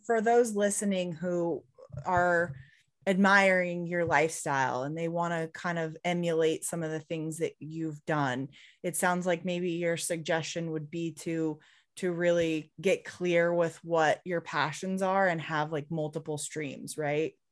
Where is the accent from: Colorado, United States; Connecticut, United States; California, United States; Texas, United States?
Colorado, United States; Highlands Ranch; I grew up, um, in Highlands Ranch, so, like, south